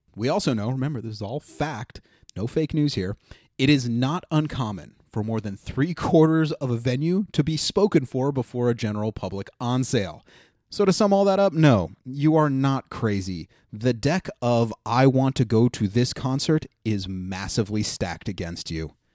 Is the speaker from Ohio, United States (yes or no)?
yes; Ohio, United States; now in New York City, United States; my home state of Ohio